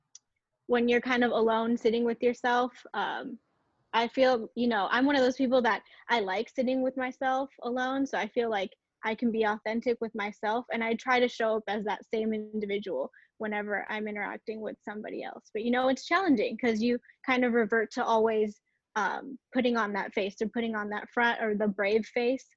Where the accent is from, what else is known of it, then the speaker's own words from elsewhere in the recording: Watsonville, California, United States; I grew up and was born in California, in Santa Cruz area, Santa Cruz, Watsonville area